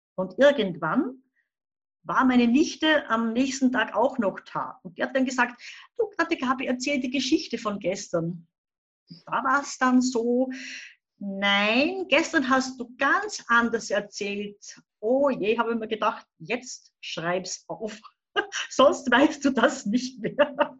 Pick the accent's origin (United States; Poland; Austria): Austria; Upper Austria; Ich komme aus Oberösterreich, wohne so ungefähr sieben Kilometer entfernt von der deutsch-bayerischen Grenze in Hurten, ganz ein kleiner Ort.